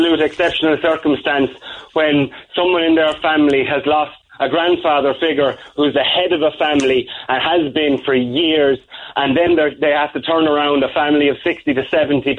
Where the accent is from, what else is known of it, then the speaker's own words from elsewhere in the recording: Ireland; we're Irish people